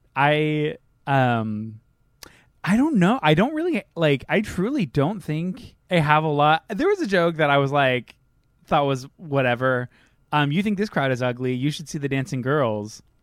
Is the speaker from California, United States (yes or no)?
yes; Salinas, California, United States; that's, like, literally where I grew up